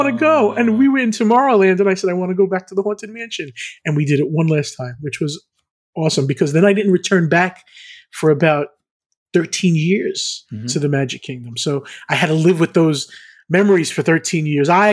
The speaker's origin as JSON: {"language": "English", "area": "Long Island", "region": "New York", "country": "United States", "tie": "born or raised there", "said": "I grew up in Long Island, New York"}